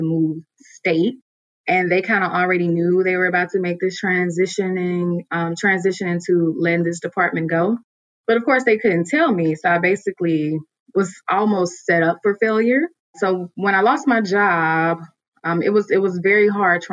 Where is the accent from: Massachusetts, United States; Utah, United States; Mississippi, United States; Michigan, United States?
Mississippi, United States; moved away as an adult; now in Atlanta, United States; I'm originally from Mississippi. And so I moved to Atlanta about 7 years ago.